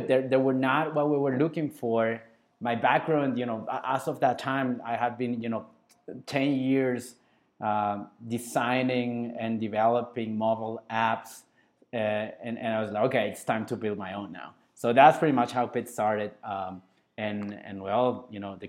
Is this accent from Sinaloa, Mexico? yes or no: yes; Culiacán, Sinaloa, Mexico; now in Guadalajara, Mexico; my hometown is Culiacán, Sinaloa